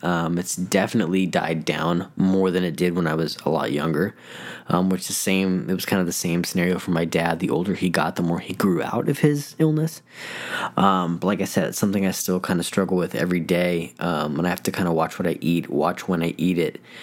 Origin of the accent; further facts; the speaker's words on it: Denver, Colorado, United States; moved away as an adult; now in Phoenix, United States; I'm originally from Denver, Colorado